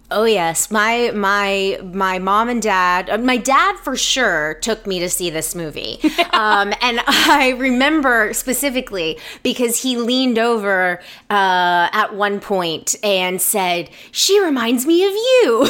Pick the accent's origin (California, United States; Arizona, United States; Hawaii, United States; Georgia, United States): Georgia, United States; Atlanta; moved away as an adult; now in Los Angeles, United States; I am from Atlanta originally and um, have been living in Los Angeles for. This will be my 15 year anniversary